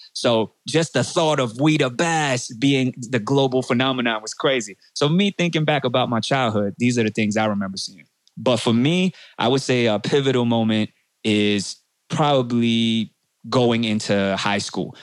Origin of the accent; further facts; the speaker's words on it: North Miami Beach, Florida, United States; born and raised in North Miami Beach, Florida, uh, 82